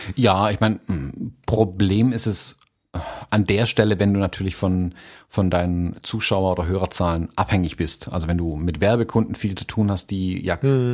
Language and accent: German; Baden-Württemberg, Germany; bei uns in Baden-Württemberg